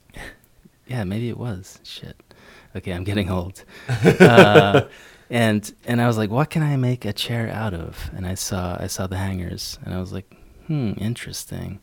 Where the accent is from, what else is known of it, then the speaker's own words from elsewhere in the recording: Schenectady, New York, United States; I grew up in Schenectady, New York